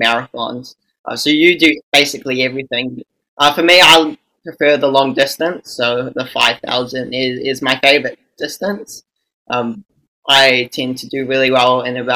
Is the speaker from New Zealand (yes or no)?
yes; New Zealand; I am from New Zealand